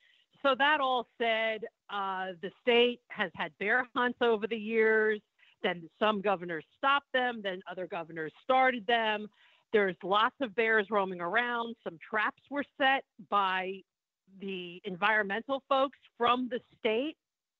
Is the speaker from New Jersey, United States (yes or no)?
yes; New Jersey, United States; moved away; I am from New Jersey. I was born there.